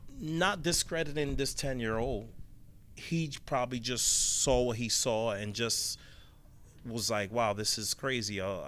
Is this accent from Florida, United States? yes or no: yes; Orlando, Florida, United States; from Orlando, Florida.